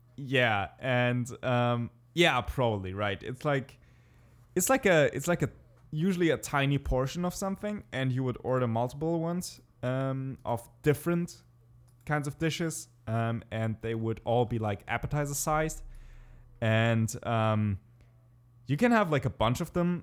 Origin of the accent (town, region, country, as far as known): Germany; English is a second language